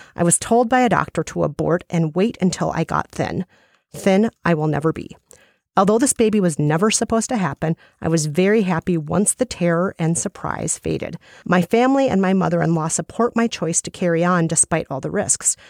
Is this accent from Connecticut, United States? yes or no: no; Minnesota, United States; as a Minnesotan.